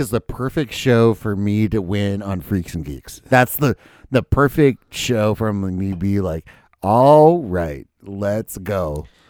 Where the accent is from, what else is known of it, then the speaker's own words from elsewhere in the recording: Minnesota, United States; I was born in Minnesota